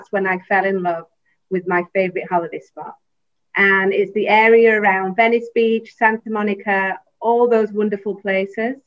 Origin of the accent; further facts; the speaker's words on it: England, United Kingdom; moved away as an adult; also born or lived in Los Angeles, United States / Chicago, United States / Houston, United States; now in Taiwan; originally, I'm from England.